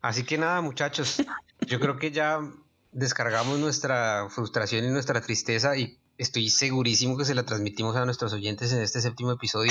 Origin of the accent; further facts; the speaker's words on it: Colombia; una tragedia real que pasó en nuestro país